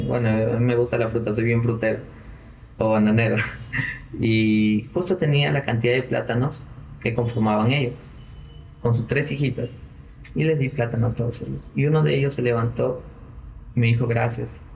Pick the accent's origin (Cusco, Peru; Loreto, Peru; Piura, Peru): Piura, Peru; como buen piurano